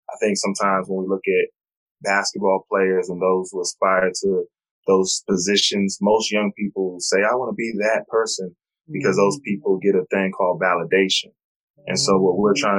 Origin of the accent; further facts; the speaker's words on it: New York, United States; now in North Carolina, United States; I'm originally from New York, but I moved to North Carolina.